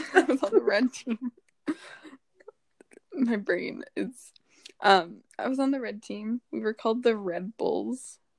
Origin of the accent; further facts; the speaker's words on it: Toronto, Ontario, Canada; And I was like, oh, wow, me too.